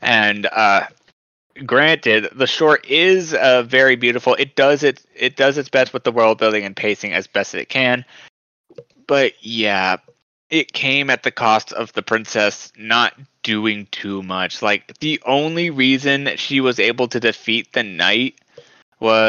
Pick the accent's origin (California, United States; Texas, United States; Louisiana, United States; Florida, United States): Texas, United States; my hometown of Texas